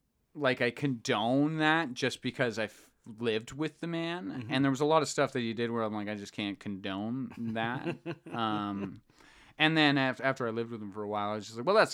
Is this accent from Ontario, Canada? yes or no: no; Calgary, Alberta, Canada; because I'm from Calgary, and I maybe met like 3 black people in my life at this point.